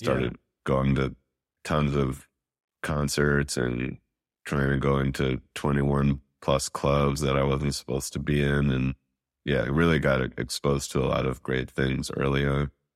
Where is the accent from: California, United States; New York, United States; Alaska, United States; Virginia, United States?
New York, United States; New York City; now in Brooklyn, United States; I grew up in Manhattan, Upper West Side specifically, in the eighties